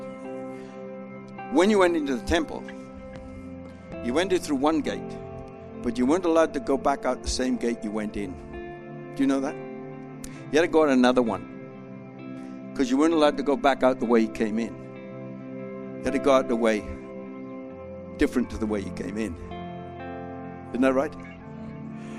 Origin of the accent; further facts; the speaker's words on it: Australia; I'm an Australian